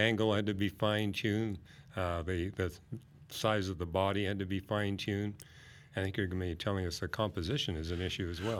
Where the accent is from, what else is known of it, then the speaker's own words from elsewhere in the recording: Vancouver, British Columbia, Canada; I grew up in Vancouver, British Columbia